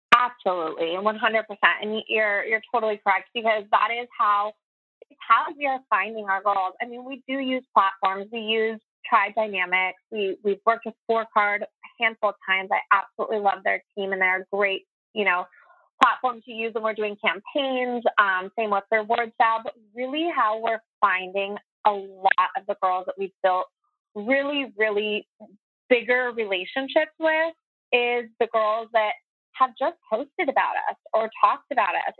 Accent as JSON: {"language": "English", "town": "San Diego", "region": "California", "country": "United States", "tie": "born or raised there", "said": "I was born and raised in San Diego, so it's great to be home"}